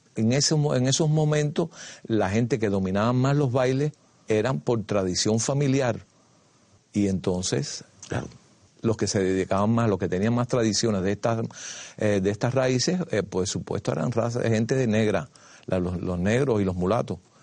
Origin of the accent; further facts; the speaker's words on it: Havana, Cuba; nací el 10 de septiembre de 1946 en un barrio de los llamados marginal, aledaño a la Virgen del Camino. En el barrio donde yo nací le decían el callejón, en el barrio Los Ángeles